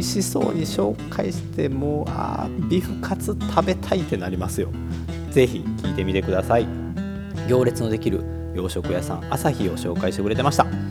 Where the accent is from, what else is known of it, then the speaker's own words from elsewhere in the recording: Kobe, Hyogo, Japan; 神戸っ子